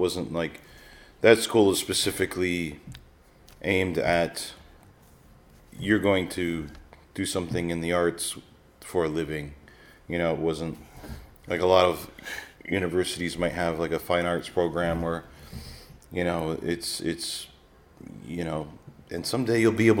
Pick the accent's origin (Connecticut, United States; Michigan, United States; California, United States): Michigan, United States; Detroit; also born or lived in Texas; Yeah, I'm mostly from Detroit, which is in yes. northern, in Michigan. And then to the West Coast. And well, I was born in Texas.